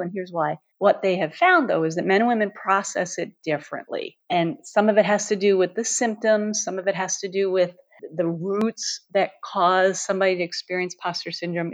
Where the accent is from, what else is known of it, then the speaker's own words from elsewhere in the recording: New York City, New York, United States; moved away; I grew up in New York City, surrounded by bridges and tunnels and tall buildings